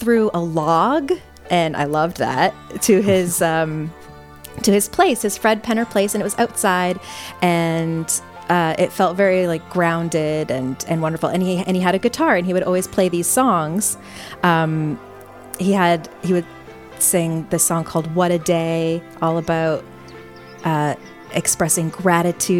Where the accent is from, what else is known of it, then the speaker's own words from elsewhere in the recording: Canada; I grew up in Canada